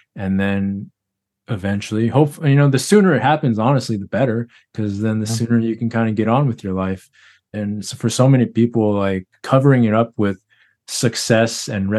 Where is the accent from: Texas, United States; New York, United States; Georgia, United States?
Texas, United States; I grew up in Texas.